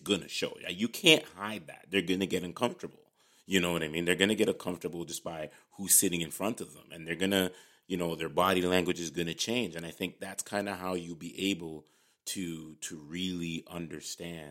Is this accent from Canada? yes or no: yes; Canada; we're both here from Canada